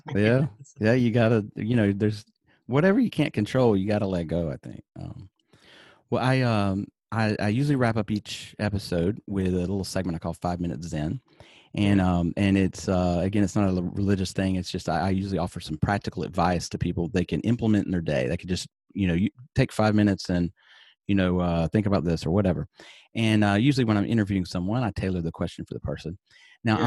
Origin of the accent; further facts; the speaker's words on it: Alabama, United States; moved away; I'm from Alabama originally